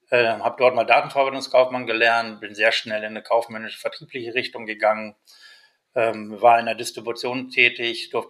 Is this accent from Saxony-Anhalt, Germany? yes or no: no; Hanover, Lower Saxony, Germany; now in Munich, Germany; bin bin äh, echter Niedersachse, also sprich Hannoveraner in München. Heute lebe ich in München